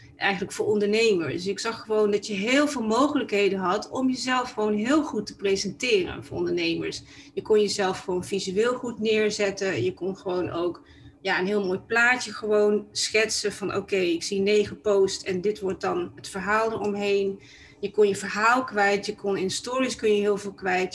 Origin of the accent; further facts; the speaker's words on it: Tilburg, North Brabant, Netherlands; now in Amsterdam, Netherlands; ik kom oorspronkelijk uit Brabant, want ik ben eigenlijk een Tilburgse. En ik ben ehm, in 1997 ben ik eh, verhuisd eh, naar Amsterdam en daar woon ik eh, nog steeds.